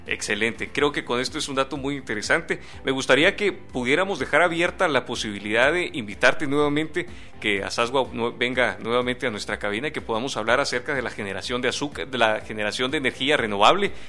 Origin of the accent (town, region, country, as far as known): Guatemala